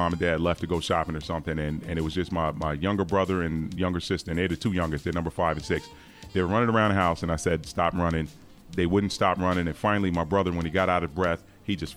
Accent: Long Island, New York, United States; I'm originally from Long Island, New York. 70s kid

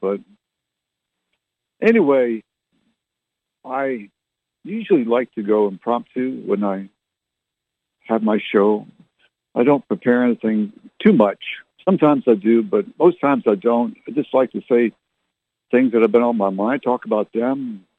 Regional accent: Canada; also born or lived in Barrie / Halifax / Fredericton / Ottawa; now in San Antonio, United States; I was born and raised in Canada. I was born in Barrie, lived in Halifax, Nova Scotia, Oamacto, and Fredericton, New Brunswick, and Ottawa, Canada.

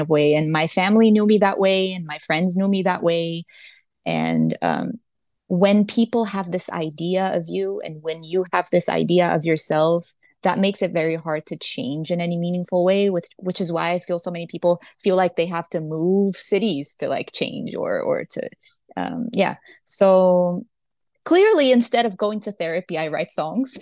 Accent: Brazil; I was born and raised in Brazil.

